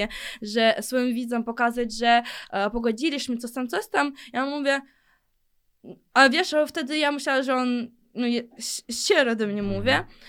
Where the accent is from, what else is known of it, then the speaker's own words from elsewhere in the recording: Ukraine; accent: Ukrainian; Polish is a second language; moved away as an adult; now in Poland; Ja urodziłam się w Ukrainie